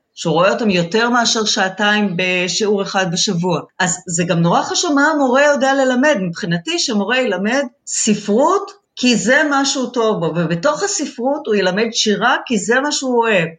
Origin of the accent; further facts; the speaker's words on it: Israel; החינוך הקיבוצי, שגם אני גדלתי בו